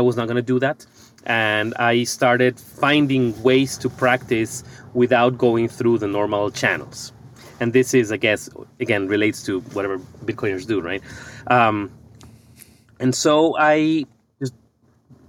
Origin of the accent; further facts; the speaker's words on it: Ecuador; moved away as an adult; now in United States; I'm originally from Ecuador